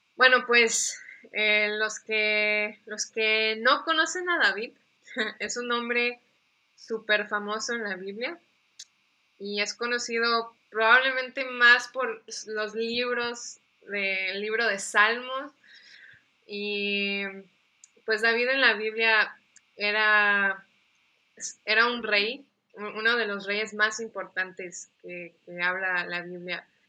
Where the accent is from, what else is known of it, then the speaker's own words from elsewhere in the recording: Mérida, Yucatán, Mexico; also born or lived in United States; nací en Estados Unidos, pero realmente me siento más de México que de Estados Unidos. O sea, aquí crecí, tengo doble, nacionalidad. Eh, crecí aquí en, en, Mérida